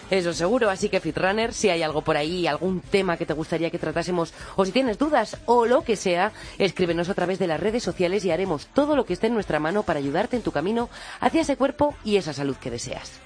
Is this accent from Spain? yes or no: yes; Santo Domingo de la Calzada, La Rioja, Spain; born or raised there; moved away